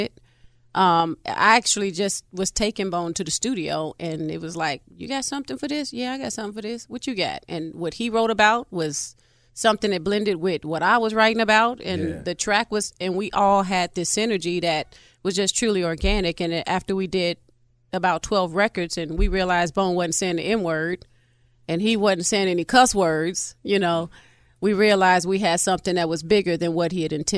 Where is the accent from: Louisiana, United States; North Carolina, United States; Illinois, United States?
Illinois, United States; Chicago; now in Atlanta, United States; I'm from Chi-Town